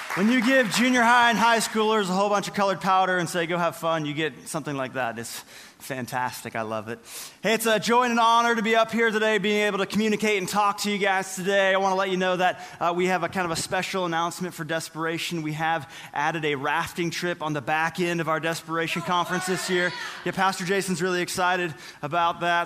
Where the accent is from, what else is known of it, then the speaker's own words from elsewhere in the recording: Northern California, United States; I remember being in elementary school, growing up in Northern California